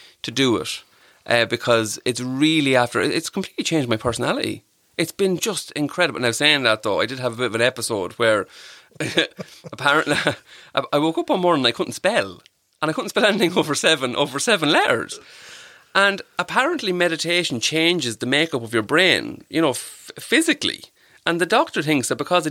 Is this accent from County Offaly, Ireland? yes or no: yes; Clara, County Offaly, Ireland; now in Tullamore, Ireland; I'll always say I'm from Clara. I grew up in Clara, from Clara.